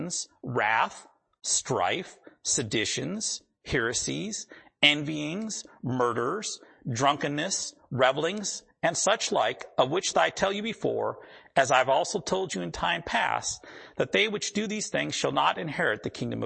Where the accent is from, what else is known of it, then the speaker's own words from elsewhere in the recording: the Dakotas, United States; I grew up in the Dakotas